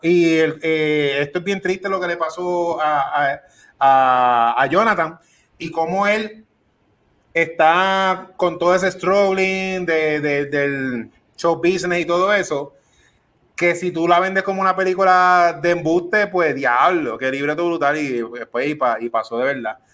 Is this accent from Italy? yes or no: no; Puerto Rico; Yo soy boricua